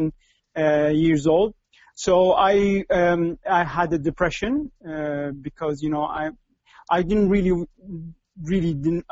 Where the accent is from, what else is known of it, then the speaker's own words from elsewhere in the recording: Kuwait; I'm in Kuwait. This is my hometown. I've been living there